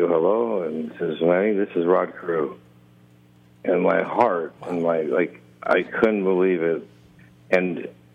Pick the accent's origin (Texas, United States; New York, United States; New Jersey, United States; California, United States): California, United States; Anaheim; I grew up by Anaheim Stadium, so I rode my bike there every day.